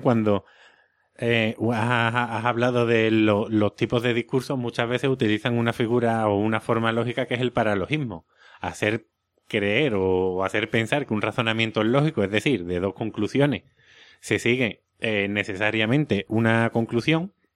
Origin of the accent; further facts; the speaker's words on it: Seville, Andalusia, Spain; accent: Sevillian; mi acento sevillano